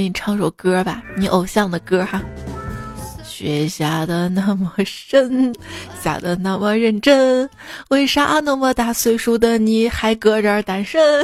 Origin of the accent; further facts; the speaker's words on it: Shaanxi, China; accent: Shaanxi dialect; 这我们陕西话